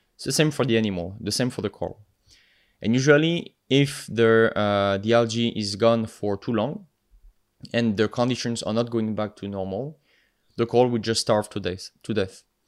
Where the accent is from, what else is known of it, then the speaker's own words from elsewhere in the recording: the Alps, France; accent: French; English is a second language; moved away; I'm from France, uh, if you couldn't tell with my accent. Uh, originally from the Alps, so from the mountain regions